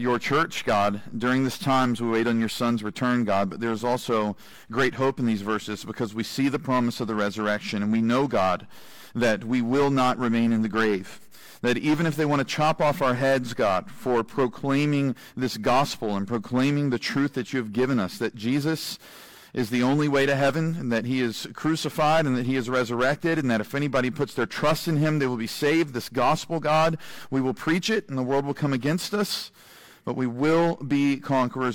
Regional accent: United States; I'm an American

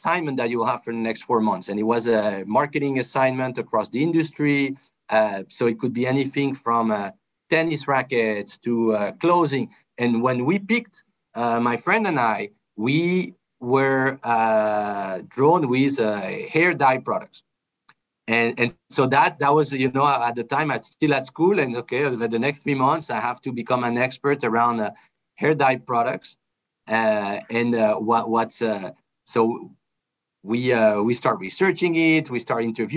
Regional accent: France; I'm originally from France. My dad's from France. My mom's from Colombia. So I was born and raised in France

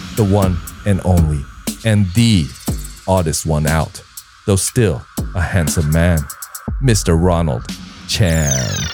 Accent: California, United States; moved away as an adult; now in Taipei, Taiwan; in my home state of California

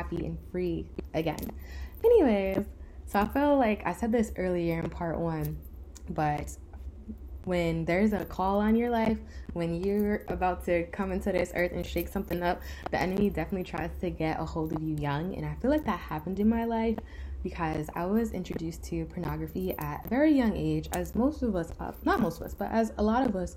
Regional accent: Rockland County, New York, United States; my little Rockland County suburban girl self

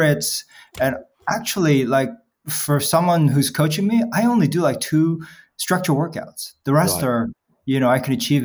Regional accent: New York City, New York, United States; moved away as an adult; also born or lived in Seoul, South Korea / London, United Kingdom; now in United Kingdom; I grew up in New York City. I've been in London for, I think, about 18 years now.

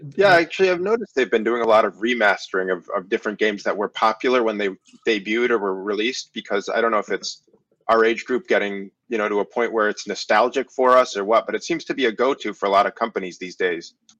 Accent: Connecticut, United States; I'm from Connecticut, the great state of Connecticut

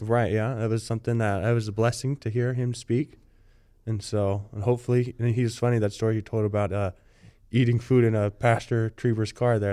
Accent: Littlemar, California, United States; I am from, from Littlemar, California

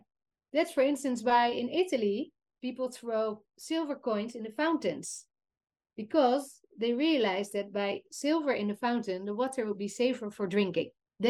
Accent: Netherlands; So yeah, we come from the Netherlands. We're so spoiled. We even flush our toilets in the Netherlands with mineral drinking water.

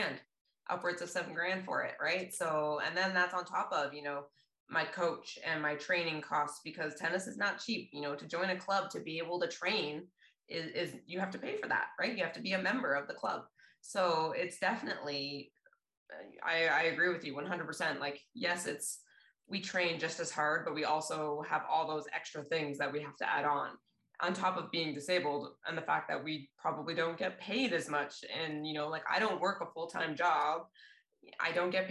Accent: Canada; as Canadian athletes and para athletes

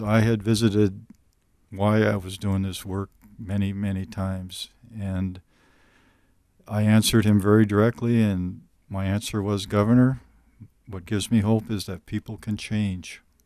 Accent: northern Minnesota, United States; I still live in northern Minnesota

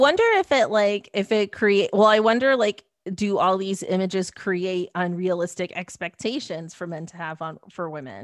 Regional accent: Mississauga, Ontario, Canada; I grew up in Mississauga

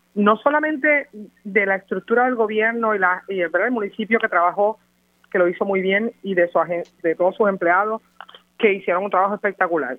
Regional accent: Mayagüez, Puerto Rico; Nosotros somos todos de Mayagüez

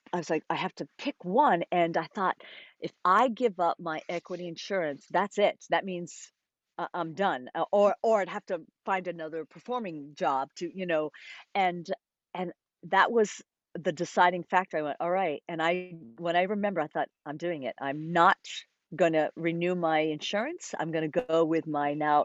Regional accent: Rhode Island, United States; I had a wonderful dance teacher growing up in Rhode Island

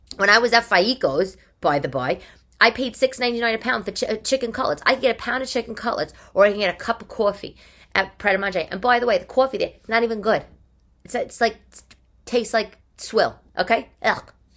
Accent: New York City, New York, United States; I'm a New Yorker.

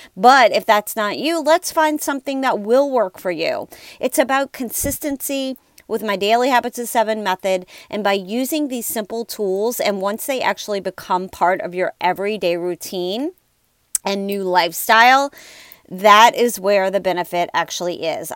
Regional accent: New Orleans, Louisiana, United States; I am from New Orleans, and I live in an area that this is very challenging time of year

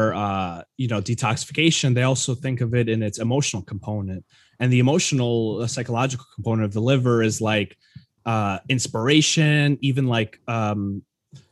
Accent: New York, United States; I'm from New York

